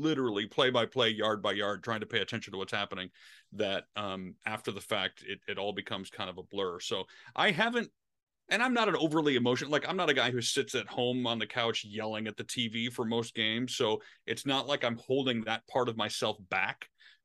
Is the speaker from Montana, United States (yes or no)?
no; Detroit, Michigan, United States; moved away; I grew up in Detroit